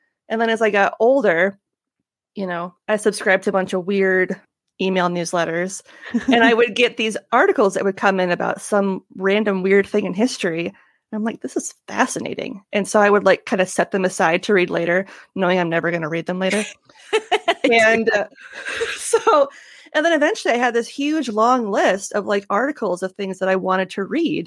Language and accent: English; Northwest Iowa, United States; I grew up in Northwest Iowa